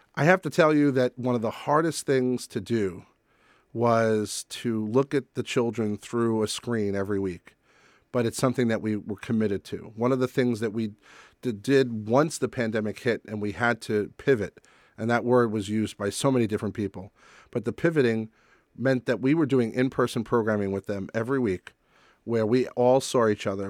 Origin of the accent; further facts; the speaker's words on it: New York, United States; I knew her by her reputation at Carnegie Hall growing up in New York